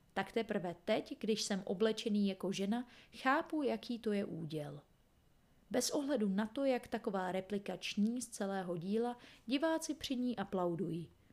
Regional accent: Czechia; my Češi

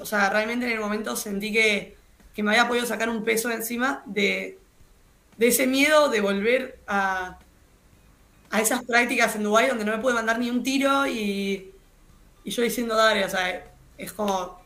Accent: Argentina; estoy en mi país, estoy en mi país

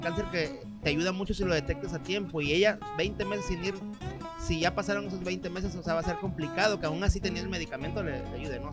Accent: Veracruz, Mexico; como decimos los jarochos

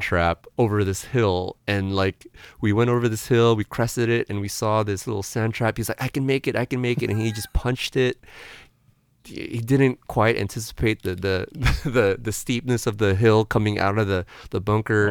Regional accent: San Diego, California, United States; now in San Francisco, United States; I'm from San Diego

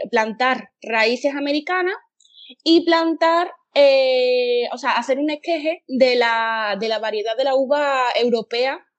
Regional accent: Seville, Andalusia, Spain; yo como, soy de Sevilla, nunca he visitado Cártama

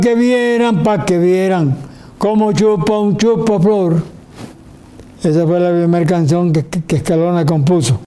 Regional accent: Valledupar, Cesar, Colombia; vengo de Valledupar

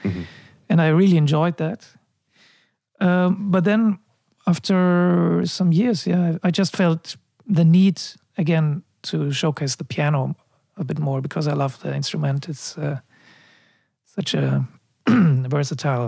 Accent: Munich, Bavaria, Germany; moved away as an adult; also born or lived in Amsterdam / China; I was born in Munich and I moved to Amsterdam when I was 19

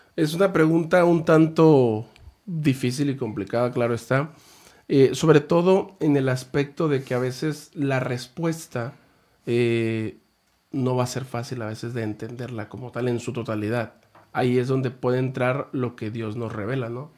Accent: Guamúchil, Sinaloa, Mexico; also born or lived in El Fuerte, Sinaloa; now in Ensenada, Mexico; yo soy de Sinaloa, de Guamuchil, y ya estuve pues en Guamuchil, El Fuerte

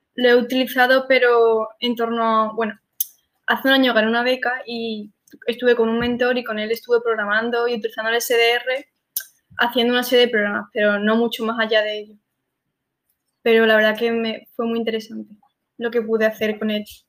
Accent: Sanlúcar de Barrameda, Andalusia, Spain; yo soy de Sanlúcar y vivo en una zona un poco complicada

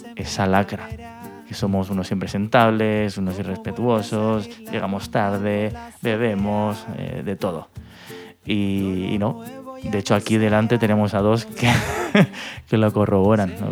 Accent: Elche, Valencian Community, Spain; also born or lived in Bristol; soy de Elche

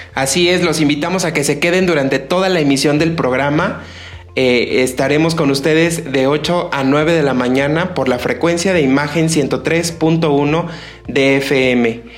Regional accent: Mexico; nosotros como mexicanos

